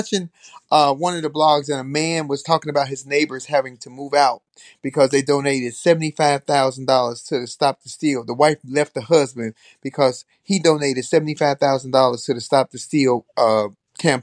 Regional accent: Chicago, Illinois, United States; I'm from Chicago

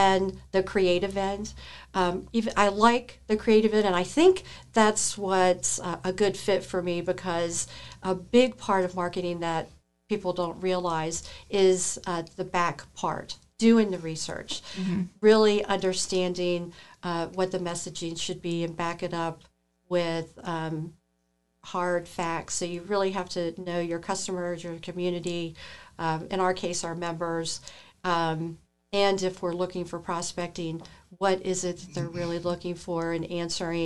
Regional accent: Maryland, United States; moved away as an adult; now in Martinsville, United States; I'm not from Virginia. I'm from Maryland

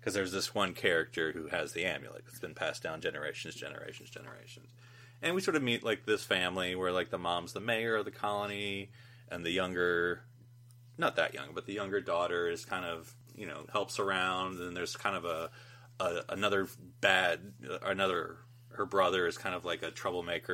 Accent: United States; as an American

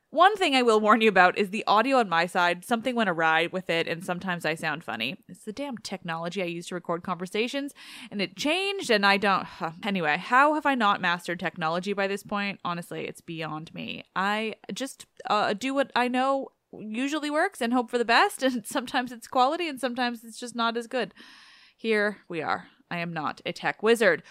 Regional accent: Vancouver Island, British Columbia, Canada; where I grew up on Vancouver Island

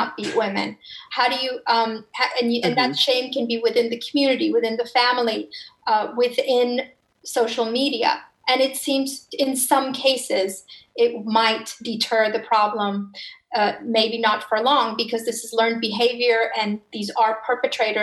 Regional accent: Afghanistan; now in Turkey; Afghanistan is on a very, in a really much more urgent and dire situation, which is my home country

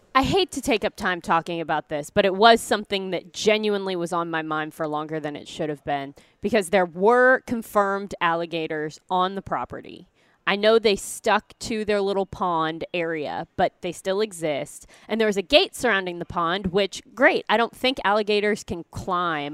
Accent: Missouri, United States; moved away; I'm from Missouri

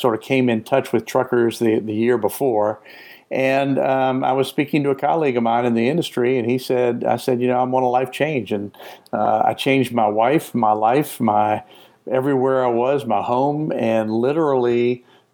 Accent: New Orleans, Louisiana, United States; also born or lived in Asheville, North Carolina; now in Florida, United States; I'm from New Orleans. I'm from the South.

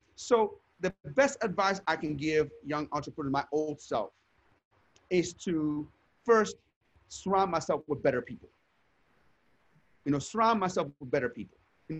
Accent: Sharon, Pennsylvania, United States; I was a knucklehead. I grew up in Sharon, Pennsylvania. And I told you outside the store was pimps, prostitutes, and drug dealers.

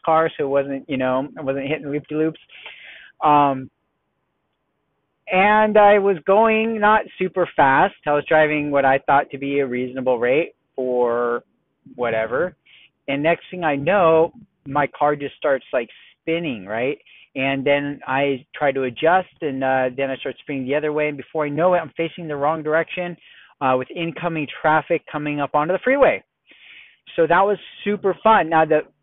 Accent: Los Angeles, California, United States; Southern California, Los Angeles area, San Fernando Valley

